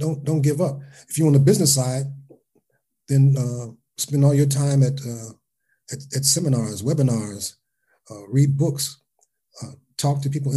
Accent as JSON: {"language": "English", "town": "Cincinnati", "region": "Ohio", "country": "United States", "said": "I'm from Cincinnati."}